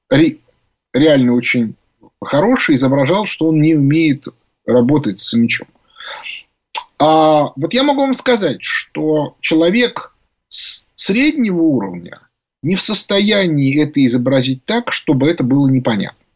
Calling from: Saint Petersburg, Russia

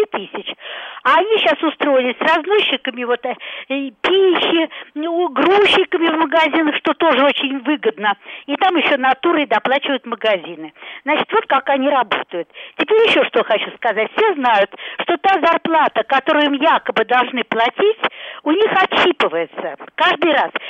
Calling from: Moscow, Russia; Я из Москвы.

